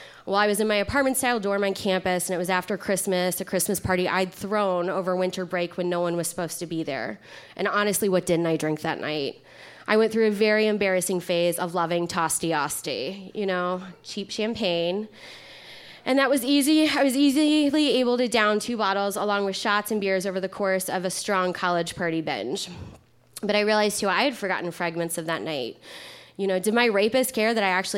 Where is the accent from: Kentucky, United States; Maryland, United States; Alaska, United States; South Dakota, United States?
Kentucky, United States; I'm from Kentucky